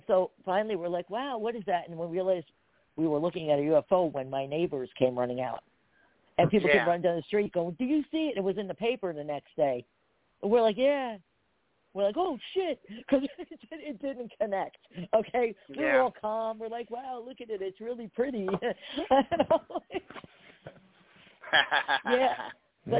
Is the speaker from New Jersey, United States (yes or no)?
yes; Perth Amboy, New Jersey, United States; I grew up in Perth Amboy, you know, next to all the oil refineries